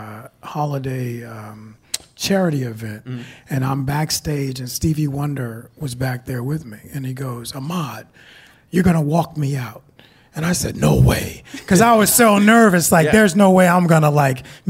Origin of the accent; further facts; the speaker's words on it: Los Angeles, California, United States; I'm from South Central Los Angeles